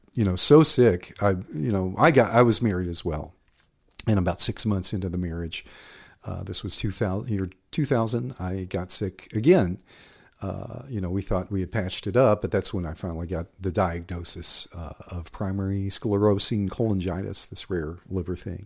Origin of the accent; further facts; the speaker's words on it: Waco, Texas, United States; also born or lived in Austin, Texas; I'm from, born and raised in Waco